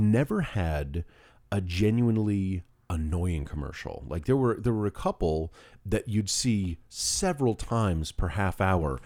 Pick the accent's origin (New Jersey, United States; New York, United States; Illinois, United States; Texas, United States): New York, United States; being a New Yorker is part of my, my, my D N